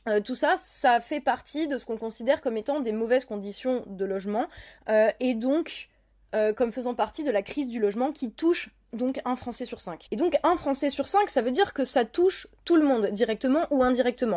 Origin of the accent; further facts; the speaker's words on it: Lorraine, Grand Est, France; chez moi en Lorraine